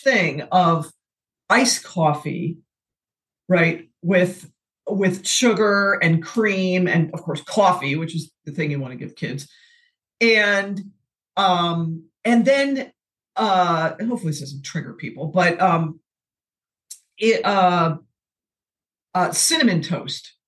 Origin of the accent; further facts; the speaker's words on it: the Midwest outside of Chicago, Illinois, United States; I grew up in the Midwest outside of Chicago and we call it soda pop